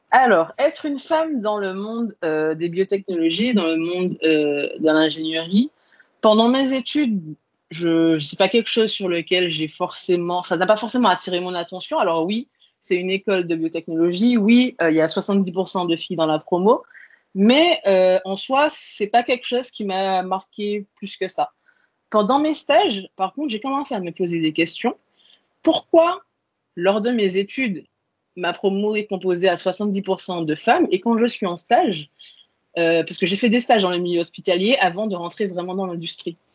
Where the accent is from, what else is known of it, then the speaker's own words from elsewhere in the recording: Antilles, France; moved away as an adult; moi, je viens des Antilles. Et euh, quand je suis arrivée en France hexagonale pour faire mes études, ben, j'étais toute seule à 8000 km de mes parents